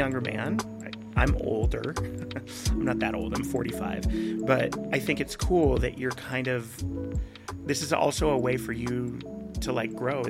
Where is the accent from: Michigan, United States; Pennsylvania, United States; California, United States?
California, United States; San Jose; moved away as an adult; also born or lived in Azusa, California; now in Tennessee, United States; I grew up in San Jose.